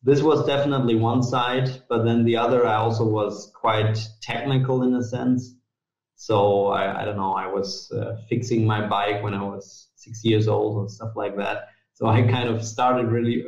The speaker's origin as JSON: {"language": "English", "town": "Munich", "region": "Bavaria", "country": "Germany", "tie": "born or raised there", "also_born_or_lived": "Italy / Hamburg / Bangkok / Vienna", "said": "I was born in Italy, but then my family moved to Munich when I was basically a year old. So I would say I'm from Munich"}